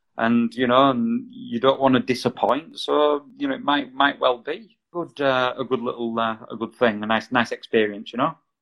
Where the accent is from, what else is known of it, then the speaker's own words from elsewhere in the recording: Halifax, Yorkshire and the Humber, United Kingdom; now in Brighouse, United Kingdom; I was originally from Halifax